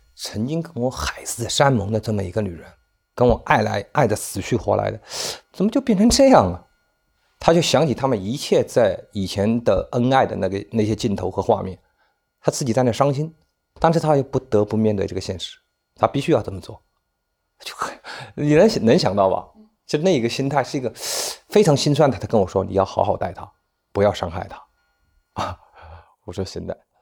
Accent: China; 我们内地人这个节日都不看得重

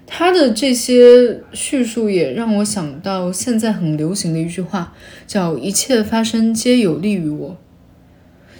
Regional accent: a small city in East China, China; 我自己是华东的一个小城市的普通高中出来的，在当地当然是重点高中

